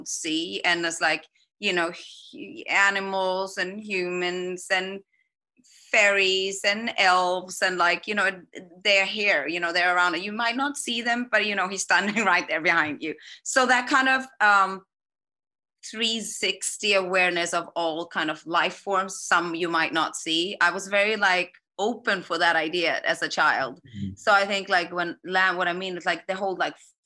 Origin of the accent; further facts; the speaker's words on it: Iceland; moved away; I grew up in Iceland